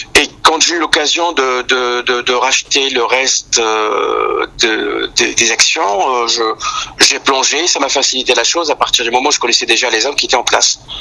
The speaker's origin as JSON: {"language": "French", "town": "Algiers", "region": "Algiers Province", "country": "Algeria", "tie": "born or raised there", "moved": "as an adult", "lives_now": "France", "said": "je suis né à Alger, j'ai vécu à Alger jusqu'à l'âge de vingt-trois ans"}